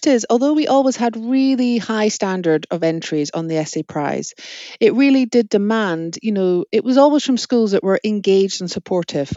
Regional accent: Scotland, United Kingdom; as a Scottish person

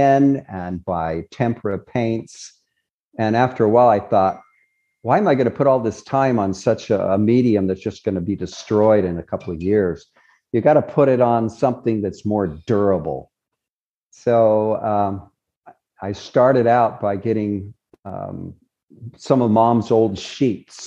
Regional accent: Murray, Utah, United States; also born or lived in Nephi, Utah / Salt Lake City, Utah; I really grew up in Murray, Utah. I'm a Murray boy.

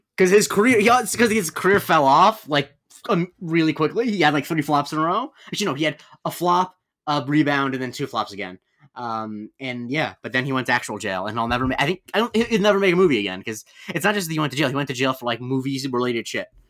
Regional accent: Florida, United States; growing up in Florida

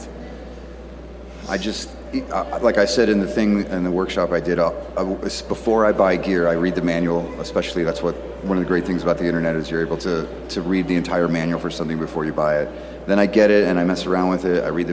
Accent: Pittsburgh, Pennsylvania, United States; now in Austin, United States; I'm a dude from Pittsburgh originally, and I now live in Austin, Texas, and I've lived a few places in between

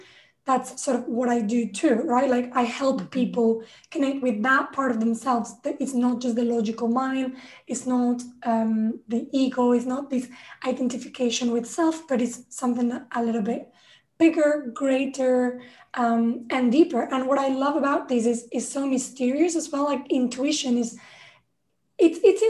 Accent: Spain; I grew up in Spain, I was Catholic

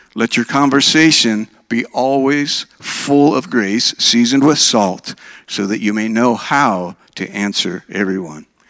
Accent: Minnesota, United States; moved away as an adult; also born or lived in Oregon; now in Alabama, United States; I was raised in Minnesota

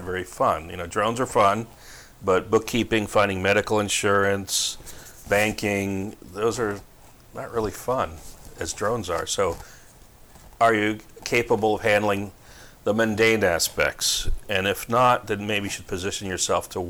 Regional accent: New Jersey, United States; moved away as an adult; also born or lived in Palm Springs, California; now in California, United States

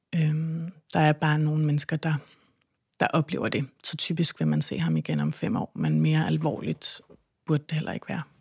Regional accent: Christiansø, Capital Region of Denmark, Denmark; jeg kommer fra Christiansø

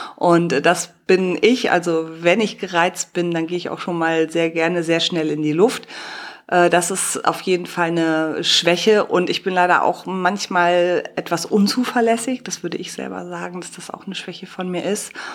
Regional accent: Cologne, North Rhine-Westphalia, Germany; ich bin Kölnerin

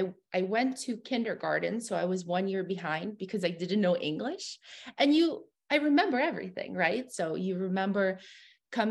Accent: California, United States; also born or lived in Russia; We're from California. We immigrated to California originally

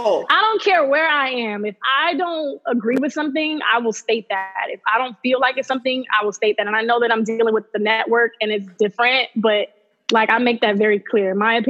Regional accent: Miami, Florida, United States; moved away as an adult; also born or lived in Augusta, Georgia / New York; now in Alabama, United States; I'm born and raised in South Florida. I lived in Augusta, Georgia for part of like my middle school career

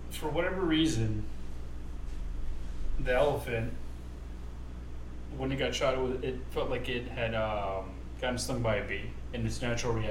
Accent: Oklahoma City, Oklahoma, United States; On August uh, third, nineteen sixty-two, it was a Friday. In my hometown of Oklahoma City.

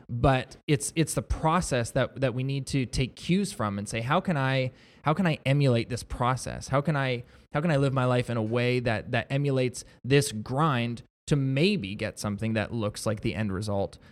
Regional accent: Niagara-on-the-Lake, Ontario, Canada; I was born and raised in Niagara on the Lake, but my wife and I bought a house in Niagara Falls

